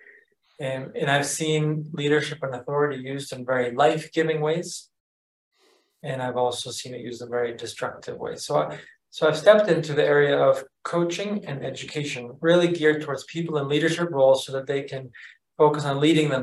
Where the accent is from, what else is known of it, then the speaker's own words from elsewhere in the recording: Massachusetts, United States; moved away as an adult; now in Mexico City, Mexico; I'm originally from Massachusetts, but I'm calling in from Mexico City, where I'm living temporarily